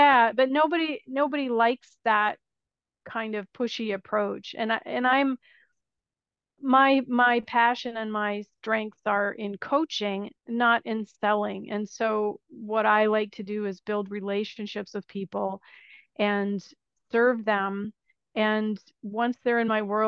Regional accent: United States; moved away as an adult; now in Italy; I am an American expat living in Italy

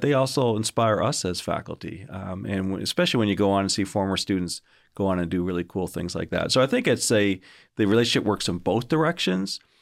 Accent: Canada; moved away as an adult; also born or lived in United States; now in Augusta, United States; I'm not originally from Georgia, surprise, uh, originally from, from Canada

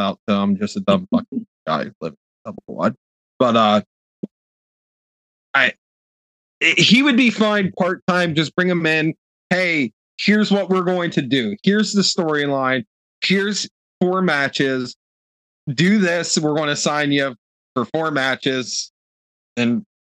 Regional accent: Ohio, United States; we're all from Ohio

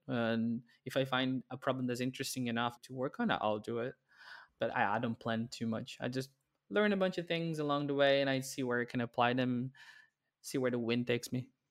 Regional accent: Brazil; moved away as an adult; also born or lived in Netherlands; now in Amsterdam, Netherlands; There was a big blog in my, my hometown

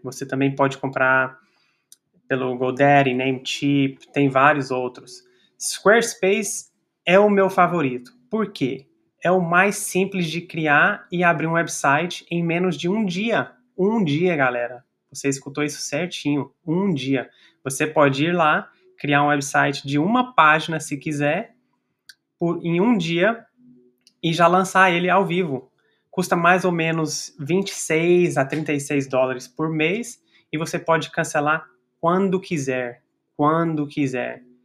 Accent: Brazil; now in United States; nossa comunidade brasileira a crescer aqui nos Estados Unidos

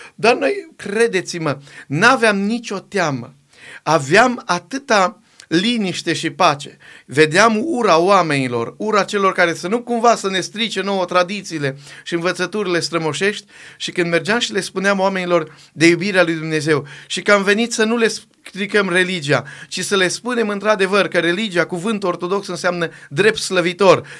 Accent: Borșa, Maramureș County, Romania; now in Timișoara, Romania; prin Maramureș, de unde sunt eu deloc, am venit în Banat, în Timișoara

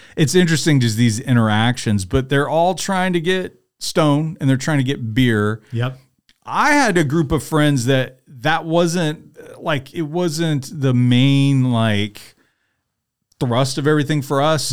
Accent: Tuscaloosa, Alabama, United States; I'm from Tuscaloosa

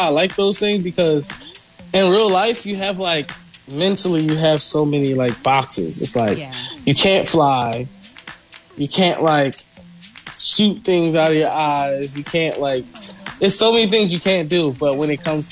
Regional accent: United States; me being from America and I'm speaking English

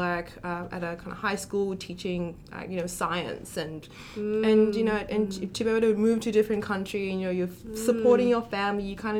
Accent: Botswana; also born or lived in Kenya; when I was quite young when I left Kenya, so I don't remember that transition. But growing up in Botswana

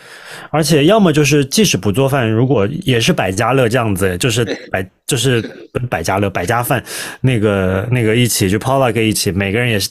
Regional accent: China; 就好像我们作为中国人。

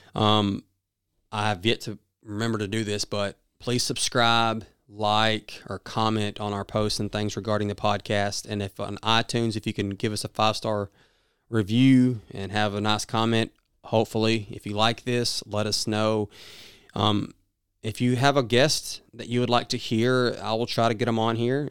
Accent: the South, United States; accent: southern; my southern accent

